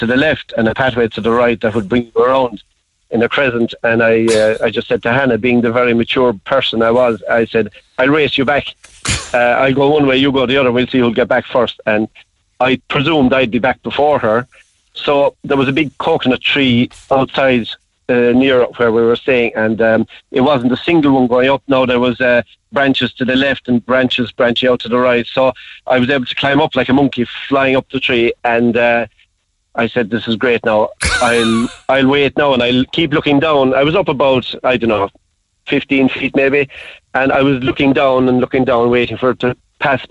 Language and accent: English; Ireland; being the Irish